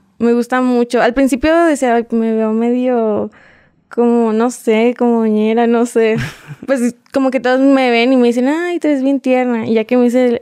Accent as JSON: {"language": "Spanish", "region": "Puebla", "country": "Mexico", "tie": "born or raised there", "also_born_or_lived": "Bogotá, Colombia", "accent": "mixed Mexican and Colombian", "said": "Soy mexicana. De hecho, yo nací en Puebla en un pueblito"}